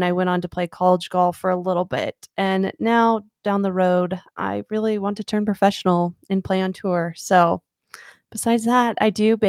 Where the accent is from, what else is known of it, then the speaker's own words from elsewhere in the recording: Arizona, United States; So I am from Arizona. I have grown up here my whole life.